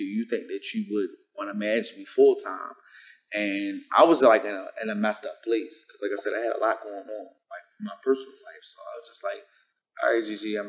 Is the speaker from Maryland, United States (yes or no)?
yes; Baltimore, Maryland, United States; I'm from the West City of Baltimore, from the trenches, as we label it and call it